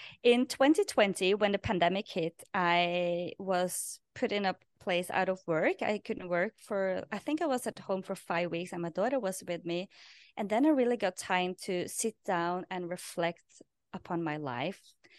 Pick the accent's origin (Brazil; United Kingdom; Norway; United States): Norway; English is a second language; moved away as an adult; people that I interviewed in my past podcast or my previous podcast was people that had origin in my hometown. So it was naturally to do that in Norwegian because I was in Norway then.